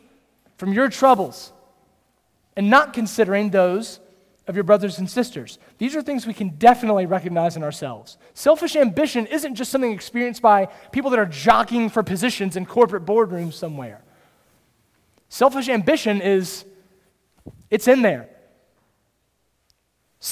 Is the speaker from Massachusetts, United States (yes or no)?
no; Kernersville, North Carolina, United States; I grew up in Kernersville.